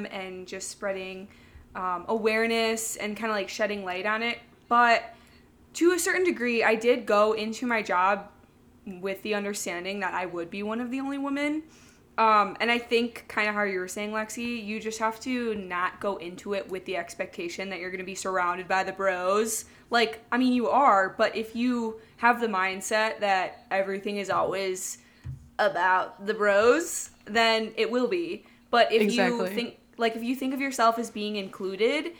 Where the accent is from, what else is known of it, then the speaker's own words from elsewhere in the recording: Midwest, United States; we're from the Midwest